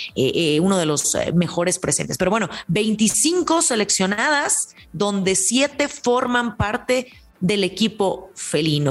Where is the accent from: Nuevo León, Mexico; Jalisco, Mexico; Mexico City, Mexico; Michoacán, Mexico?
Jalisco, Mexico; Tepatitlán de Morelos; en mi tierra, en Tepatitlán de Morelos, Jalisco